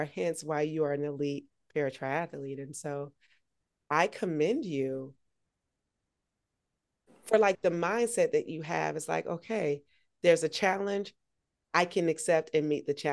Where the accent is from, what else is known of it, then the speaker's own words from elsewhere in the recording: Augusta, Georgia, United States; my hometown. Shout out to Augusta, the AUG